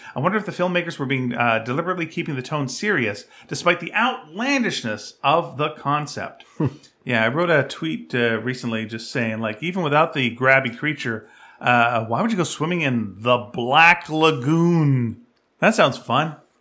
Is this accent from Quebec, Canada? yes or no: yes; Montreal, Quebec, Canada; I was born in Montreal, I should know French